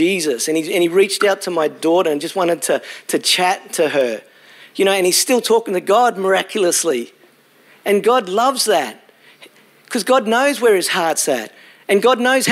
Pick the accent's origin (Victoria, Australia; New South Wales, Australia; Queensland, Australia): Queensland, Australia; Brisbane; moved away as an adult; also born or lived in Launceston, Tasmania / Hobart, Tasmania / Gold Coast, Queensland; I grew up in Brisbane, spent 22 years there, and then went to Tassie